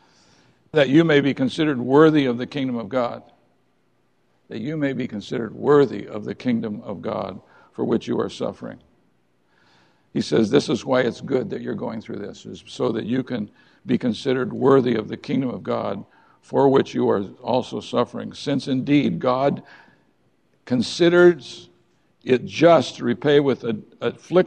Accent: United States; We are the American people

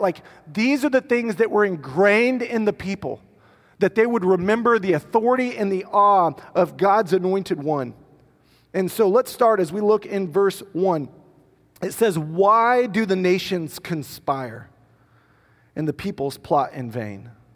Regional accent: United States; because I'm American

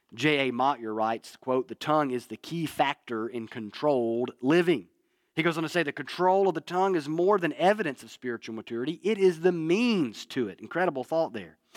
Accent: North Alabama, United States; moved away; growing up in North Alabama

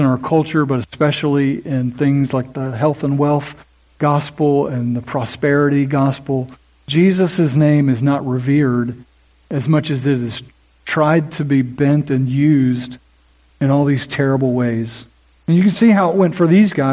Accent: Oklahoma, United States; I grew up in Oklahoma

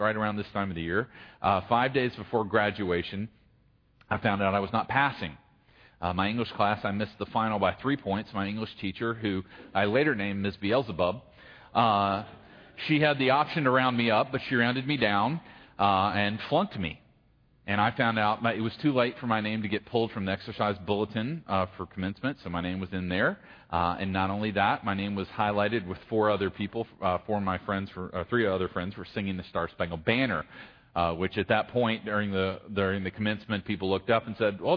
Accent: Gloucester, Virginia, United States; I grew up in Gloucester

